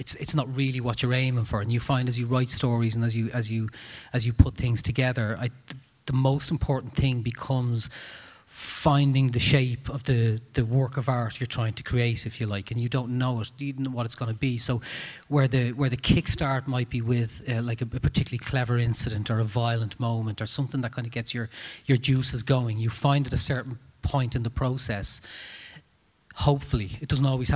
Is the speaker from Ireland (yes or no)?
yes; Dublin, Leinster, Ireland; I'm from Tala and I grew up in, you know, a supposedly very tough environment